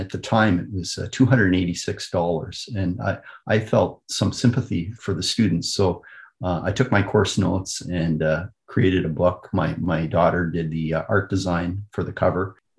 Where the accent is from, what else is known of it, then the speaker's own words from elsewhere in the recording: Kitchener, Ontario, Canada; Kitchener is my hometown. So I was born, raised, trained, and I've done all my my career has been in Canada.